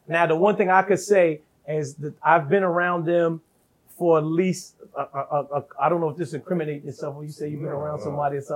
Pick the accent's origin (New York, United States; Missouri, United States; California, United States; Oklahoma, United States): New York, United States; I'm a young kid from New York